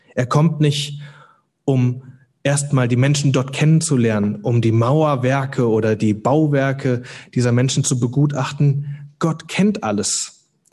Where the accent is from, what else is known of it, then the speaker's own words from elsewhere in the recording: Hüttenberg, Hesse, Germany; moved away as an adult; also born or lived in Cologne; Ich komme heute Morgen aus Hüttenberg, das ist, liegt in Mittelhessen. Ähm, da bin ich geboren, aufgewachsen